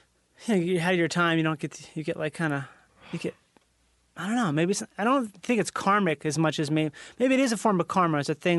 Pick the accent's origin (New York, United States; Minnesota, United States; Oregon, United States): Minnesota, United States; moved away; I grew up in Minnesota.